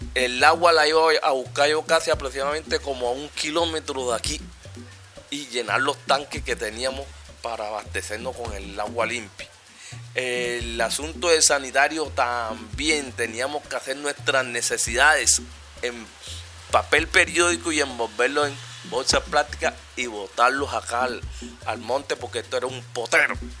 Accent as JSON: {"language": "Spanish", "town": "Cartagena", "region": "Bolívar", "country": "Colombia", "said": "yo sí soy de aquí, soy cartagenero"}